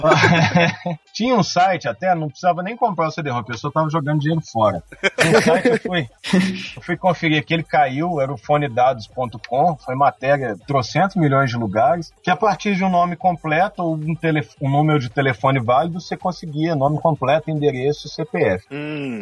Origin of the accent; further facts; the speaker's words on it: Minas Gerais, Brazil; accent: typical accent that swallows R's; investigador de polícia da Polícia Civil de Minas, trabalho na Delegacia de Desaparecidos